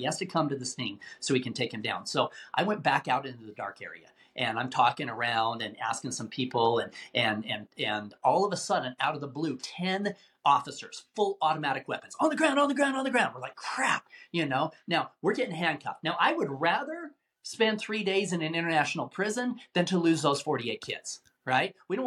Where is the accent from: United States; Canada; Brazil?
United States; Salt Lake City, Utah; I grew up in Salt Lake City, Utah